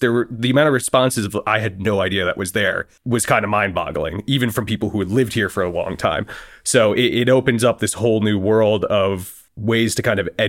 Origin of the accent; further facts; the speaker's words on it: Connecticut, United States; And the town that I grew up in Connecticut got burnt down mostly during the Revolution, and we only had a handful of houses from before 1776.